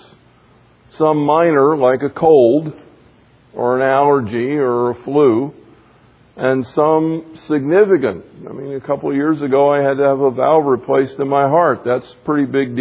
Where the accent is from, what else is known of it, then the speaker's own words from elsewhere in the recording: the South, United States; I grew up in the South